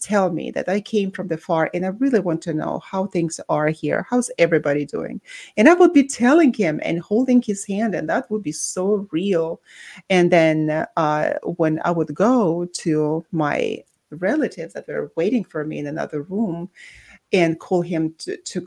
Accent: Baku, Azerbaijan; moved away; born and raised in Baku, Azerbaijan, but that's also with a Russian background.

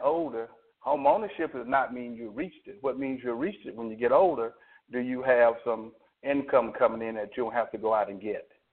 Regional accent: Alabama, United States

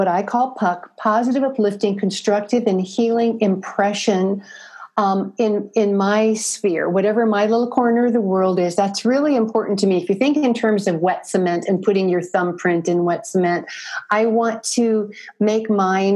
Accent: Midwest, United States; I'm from the Midwest

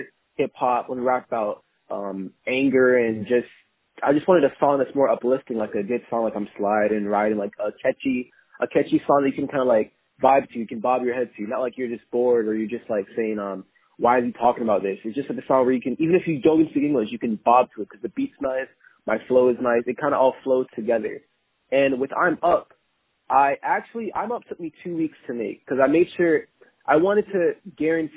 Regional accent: Jamaica; I was born in Jamaica

